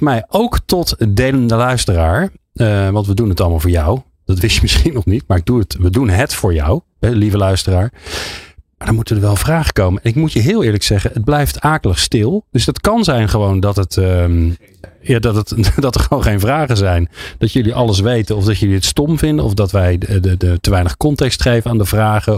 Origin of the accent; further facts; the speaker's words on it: Netherlands; als Nederlander